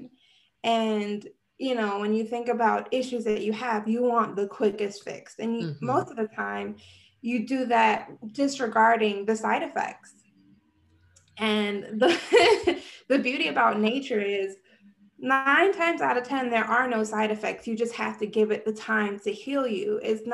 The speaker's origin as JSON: {"language": "English", "town": "New York City", "region": "New York", "country": "United States", "tie": "born or raised there", "said": "I was born and raised in New York City. So I am a real city girl"}